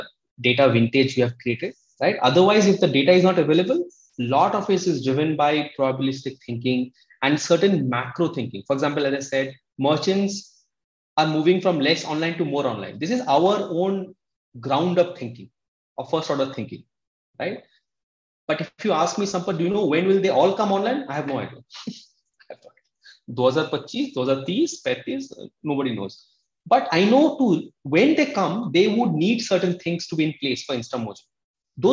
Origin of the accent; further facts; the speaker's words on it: Kolkata, West Bengal, India; moved away as an adult; also born or lived in Odisha / Mumbai; now in Bangalore, India; I came from Odisha, a small village in Odisha. I was brought up in Calcutta